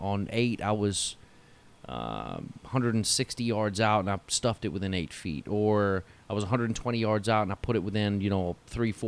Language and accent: English; Newcastle upon Tyne, North East England, United Kingdom; moved away as an adult; I grew up in Newcastle